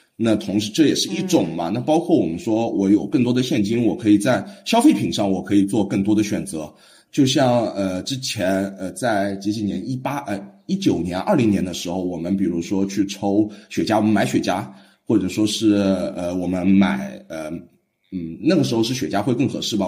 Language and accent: Chinese; Shanghai, China; 我是上海本地人